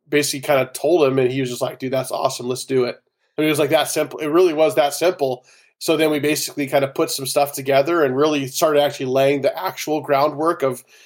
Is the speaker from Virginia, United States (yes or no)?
no; California, United States; I grew up in California on the coast